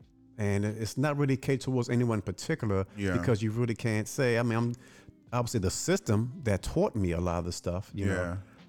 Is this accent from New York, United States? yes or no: no; Baltimore, Maryland, United States; Growing up in Baltimore, and we lived live in blocks, and majority of the people in our block were poor.